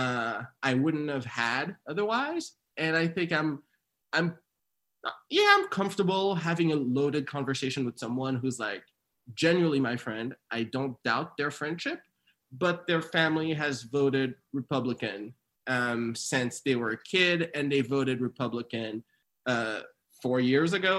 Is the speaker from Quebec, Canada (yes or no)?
yes; township 2 hours from Montreal, Quebec, Canada; also born or lived in Haiti; we moved there when I was like six from Haiti, and like we didn't even move to a city. We moved to like a township 2 hours from Montreal.